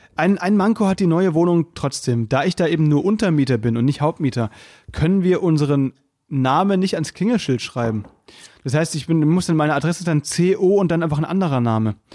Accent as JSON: {"language": "German", "region": "Baden-Württemberg", "country": "Germany", "moved": "as an adult", "lives_now": "Berlin, Germany", "said": "ich komme aus Baden und nicht aus Württemberg"}